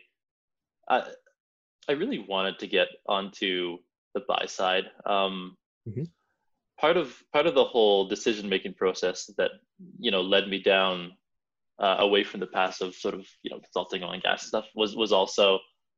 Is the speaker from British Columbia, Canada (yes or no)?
no; Edmonton, Alberta, Canada; moved away as an adult; also born or lived in London; I'm from Edmonton, Canada